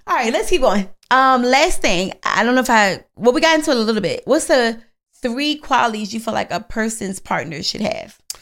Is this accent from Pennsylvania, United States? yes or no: yes; Philadelphia, Pennsylvania, United States; I'm from Philly